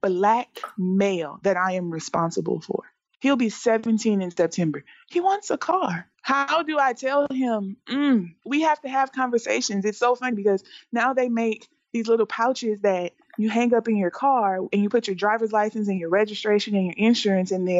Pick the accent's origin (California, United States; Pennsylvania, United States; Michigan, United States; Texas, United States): Texas, United States; now in Las Vegas, United States; I'm from Texas